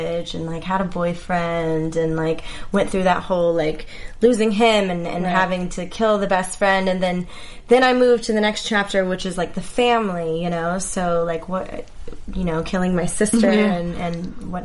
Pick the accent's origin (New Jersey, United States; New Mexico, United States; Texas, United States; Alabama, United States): Texas, United States; now in Los Angeles, United States; I'm from Texas